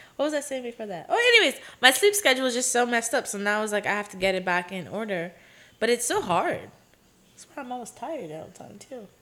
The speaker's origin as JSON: {"language": "English", "country": "Aruba", "accent": "Caribbean", "second_language": "English", "moved": "yes", "lives_now": "Los Angeles, United States", "said": "where I'm from in Aruba, especially like my city"}